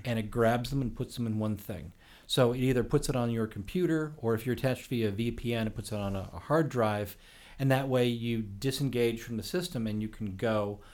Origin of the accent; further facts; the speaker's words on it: Oak Park, Illinois, United States; moved away as an adult; now in Los Angeles, United States; I grew up in Oak Park, Illinois.